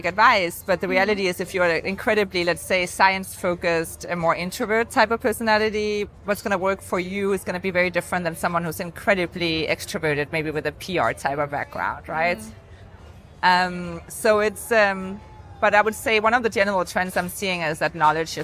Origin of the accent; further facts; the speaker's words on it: Denmark; now in New York, United States; When I'm home in Denmark